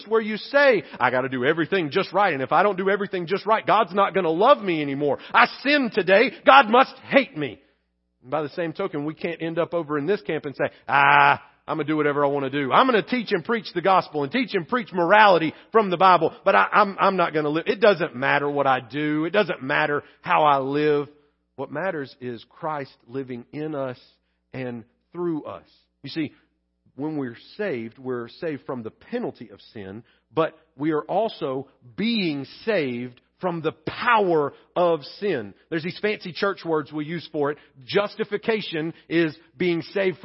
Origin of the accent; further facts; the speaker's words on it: Pleasant Grove, United States; Where I grew up in Pleasant Grove